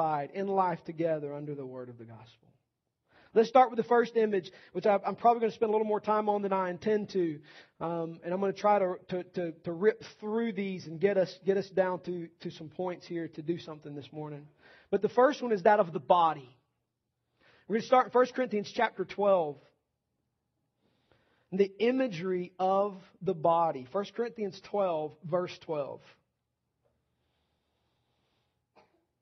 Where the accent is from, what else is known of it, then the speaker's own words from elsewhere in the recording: the South, United States; Nearly every church I was ever walking into at any point in time growing up in the South